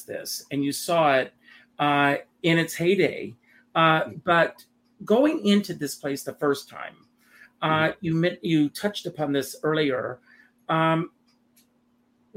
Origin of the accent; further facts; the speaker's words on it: South Carolina, United States; moved away; also born or lived in New York; my hometown in South Carolina